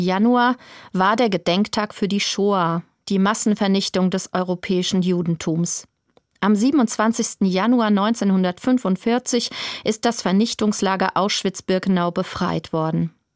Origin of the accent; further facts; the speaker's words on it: Germany; bei uns in Deutschland